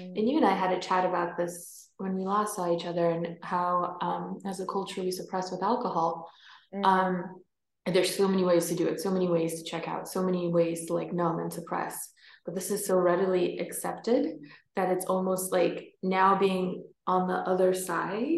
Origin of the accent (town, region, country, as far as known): New York, United States; born or raised there; moved away as an adult; also born or lived in Norway; now in Scotland, United Kingdom